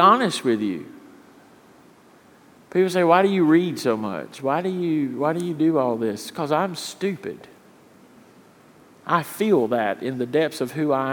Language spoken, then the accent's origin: English; Richlands, North Carolina, United States; I grew up in Richlands, North Carolina